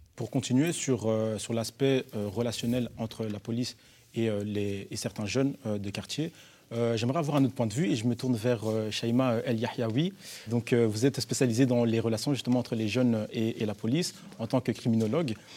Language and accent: French; Brussels, Brussels-Capital Region, Belgium; En tant que, jeunes bruxellois et bruxelloises d'une vingtaine d'années